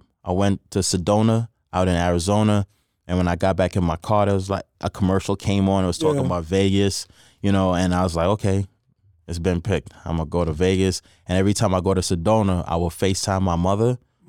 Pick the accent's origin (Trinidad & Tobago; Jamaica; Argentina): Trinidad & Tobago; Growing up in Trinidad, again, you know, I was around a lot of Hindus, Muslims, Christians, but I follow the Hindu faith